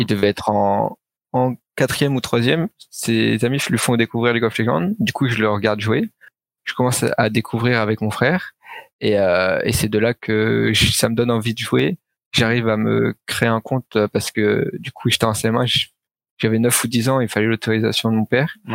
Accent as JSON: {"language": "French", "town": "Suresnes", "region": "Île-de-France", "country": "France", "tie": "born or raised there", "said": "d'où je viens, je viens du 92 à Suresnes, ouais. euh, à l'ouest de Paris. Euh, du coup, euh, j'ai grandi toujours euh, dans la même ville"}